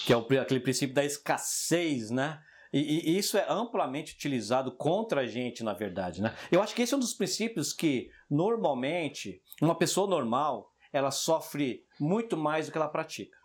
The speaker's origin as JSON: {"language": "Portuguese", "region": "São Paulo", "country": "Brazil", "tie": "born or raised there", "moved": "yes", "lives_now": "France", "said": "moro na França, tudo bem, mas eu cresci no Jardim Selma"}